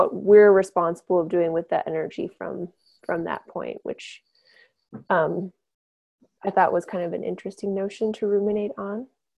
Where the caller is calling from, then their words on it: Helena, Montana, United States; I'm with Earthfire. I'm tuning in from Helena, Montana tonight.